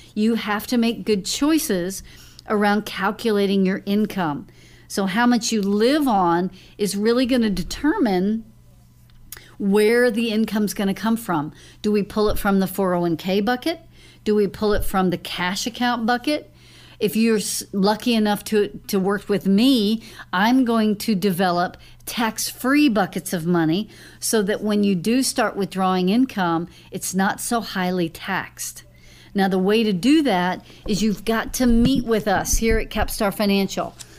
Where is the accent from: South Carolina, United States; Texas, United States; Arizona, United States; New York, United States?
Texas, United States; Lewisville; I grew up in Louisville, Lake Dallas area